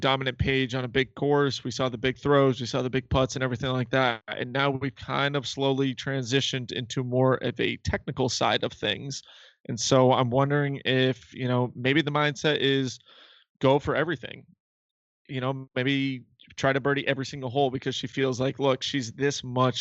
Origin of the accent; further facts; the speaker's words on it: Massachusetts, United States; We're from Massachusetts. We're fast talkers.